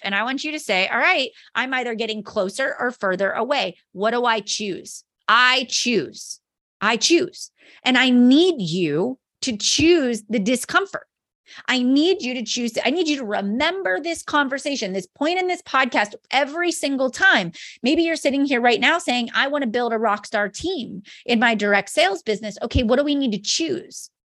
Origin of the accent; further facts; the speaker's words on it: Mars, Pennsylvania, United States; I am a mom from Mars, Pennsylvania